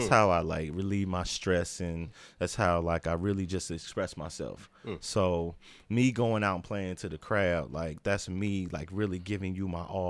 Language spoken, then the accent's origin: English; Indiana, United States; moved away as an adult; So, born and raised in Indiana.